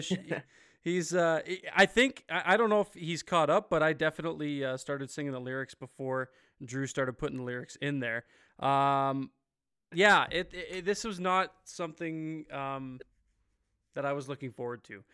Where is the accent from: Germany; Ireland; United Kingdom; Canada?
Canada; Ontario; moved away; the motherland, as I like to call it, I'm from Ontario